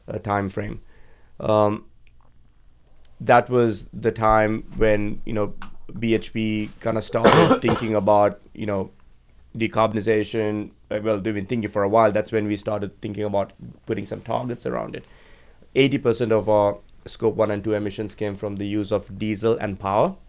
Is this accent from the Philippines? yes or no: no; Sri Lanka; moved away as an adult; also born or lived in Georgia, United States; I was uh, born and raised in Sri Lanka, beautiful island on the other side of the world